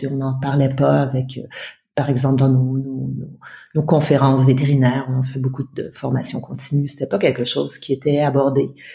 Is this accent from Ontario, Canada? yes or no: yes; Ottawa, Ontario, Canada; moved away; also born or lived in Mauritania / France; je suis née au Canada, à Ottawa, la capitale du Canada